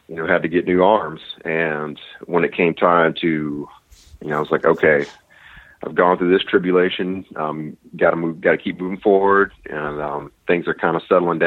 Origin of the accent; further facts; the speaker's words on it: Florida, United States; also born or lived in Chicago / Washington State; now in Washington, United States; I'm originally from Florida